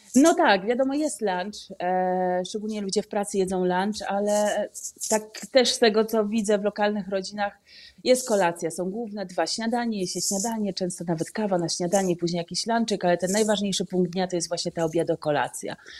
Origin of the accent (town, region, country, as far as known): Poland; moved away as an adult; now in Amman, Jordan